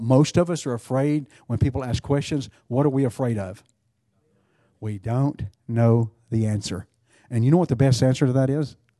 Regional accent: Texas, United States; being a Texan

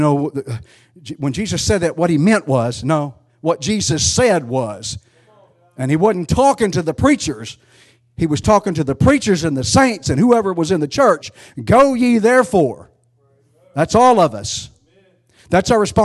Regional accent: United States; I'm an American

